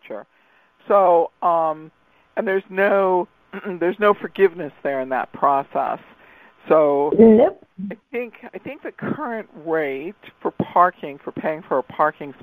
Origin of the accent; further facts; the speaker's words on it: Redondo Beach, California, United States; I was raised in Science of Mind with the Rishlu family in Redondo Beach, California.